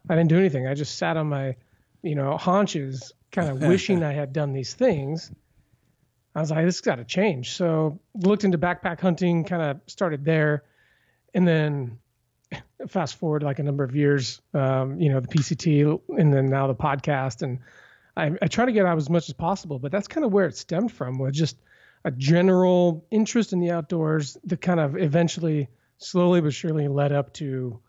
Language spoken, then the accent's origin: English; Vancouver, Washington, United States; I hail from Vancouver, Washington.